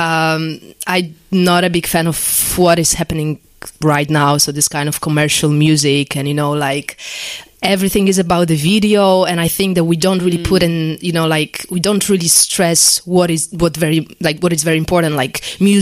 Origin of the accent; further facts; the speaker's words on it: Poland; English is a second language; moved away as an adult; now in London, United Kingdom; my parents kind of enroll me on a course in music school back in Poland because I'm originally from Poland